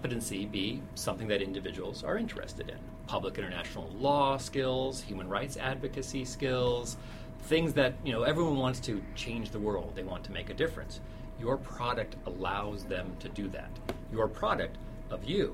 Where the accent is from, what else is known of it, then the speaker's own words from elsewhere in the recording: Cupertino, California, United States; I was raised in Cupertino, California, the home, Silicon Valley, the home of Apple Computer